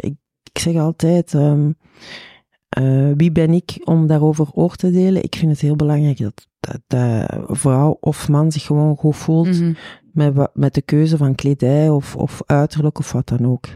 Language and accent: Dutch; Chile; now in Belgium; ik ben oorspronkelijk van Chili